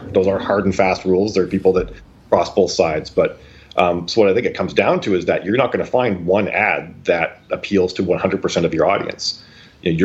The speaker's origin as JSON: {"language": "English", "country": "Canada", "said": "I'm from Canada"}